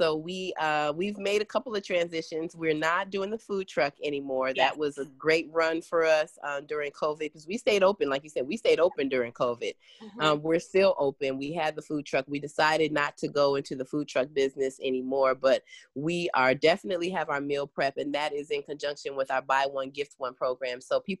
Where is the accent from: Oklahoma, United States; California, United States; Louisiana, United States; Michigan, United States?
Michigan, United States; Detroit; because I am African American and I'm from Detroit. I've lived in all kinds of different areas throughout the country.